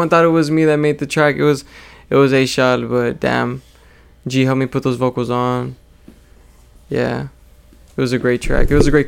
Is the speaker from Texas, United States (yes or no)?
yes; Edinburg, Texas, United States; also born or lived in McAllen, Texas; Yeah, I'm in McAllen, Texas, but I was born and raised in Edinburgh.